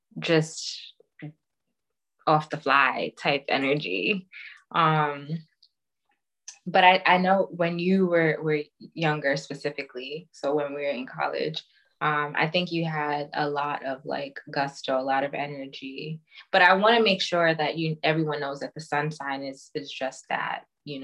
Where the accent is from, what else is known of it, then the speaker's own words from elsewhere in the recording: Nigeria; I know I'm Nigerian, I like mango so much